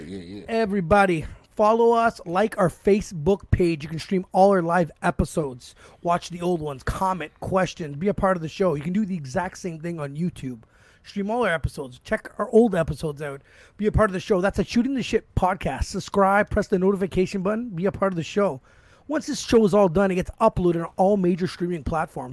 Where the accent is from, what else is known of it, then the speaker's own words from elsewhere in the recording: Toronto, Ontario, Canada; I've been born here my whole life